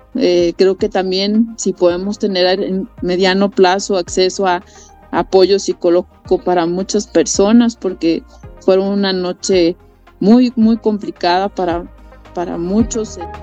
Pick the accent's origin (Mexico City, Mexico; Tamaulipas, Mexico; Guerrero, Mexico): Guerrero, Mexico; Acapulco; los acapulqueños sabemos